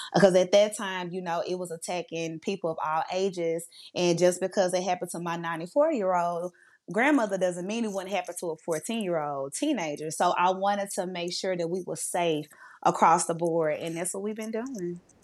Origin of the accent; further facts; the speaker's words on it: Monroe, Louisiana, United States; I am from Monroe, Louisiana